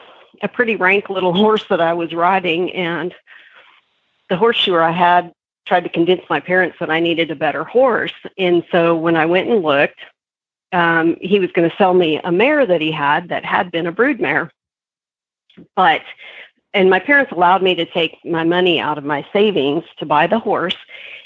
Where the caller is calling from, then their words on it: Waxahachie, Texas, United States; I am in Waxahachie, Texas this morning.